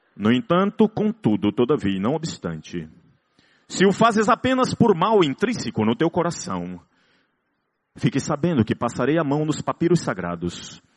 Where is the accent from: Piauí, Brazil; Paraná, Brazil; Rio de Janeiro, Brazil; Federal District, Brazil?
Piauí, Brazil; Teresina; Nós somos de Teresina, terra de um sol arretado.